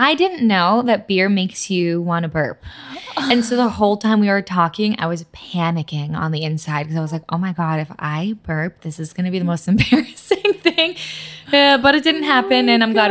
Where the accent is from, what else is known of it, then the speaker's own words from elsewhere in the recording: Massachusetts, United States; first language Polish; English is a second language; moved away as an adult; also born or lived in New York; now in Los Angeles, United States; My mom and dad are from Poland. I was born and raised in Massachusetts. Polish is my first language.